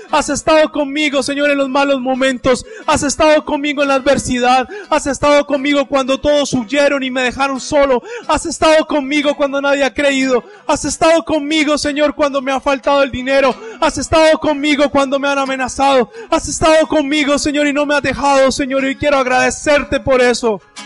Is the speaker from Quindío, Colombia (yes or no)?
no; Cali, Valle del Cauca, Colombia; estoy en Colombia, estoy en Cali, aquí no me conoce sino mi mamá